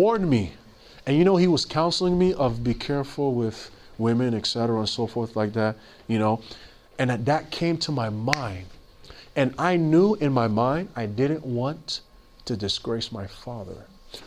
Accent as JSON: {"language": "English", "town": "New York City", "region": "New York", "country": "United States", "tie": "born or raised there", "said": "I grew up in Queens, New York"}